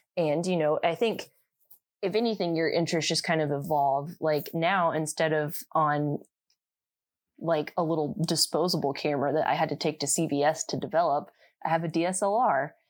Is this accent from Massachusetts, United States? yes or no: no; Indiana, United States; I'm from Indiana